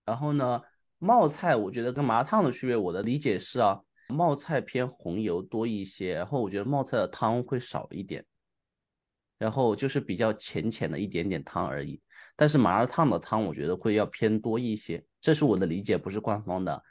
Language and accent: Chinese; Hunan, China; moved away; 我其实作为一个湖南人，虽然是湖南人，因为在外面待太久了